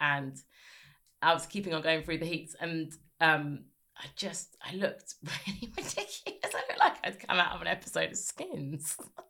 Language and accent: English; South East England, United Kingdom; also born or lived in Birmingham / South London; No, I was in Sussex when I grew up. I've sort of lived everywhere.